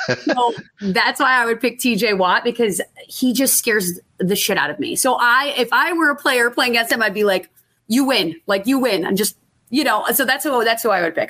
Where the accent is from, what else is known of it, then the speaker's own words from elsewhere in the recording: Buffalo, New York, United States; growing up in Buffalo